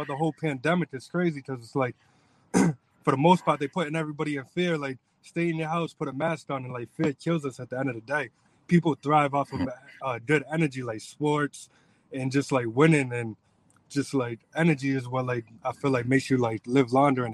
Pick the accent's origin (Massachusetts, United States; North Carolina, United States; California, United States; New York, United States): Massachusetts, United States; New Bedford; I'm born and raised in New Bedford, but now I go to school in Fall River. I'm moving to Taunton